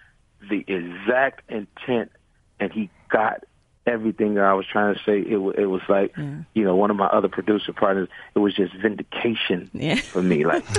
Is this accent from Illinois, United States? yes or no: yes; Chicago, Illinois, United States; I'm from Chicago originally.